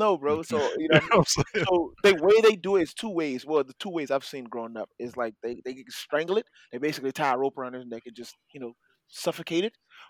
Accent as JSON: {"language": "English", "country": "Haiti", "tie": "born or raised there", "moved": "yes", "said": "growing up in Haiti"}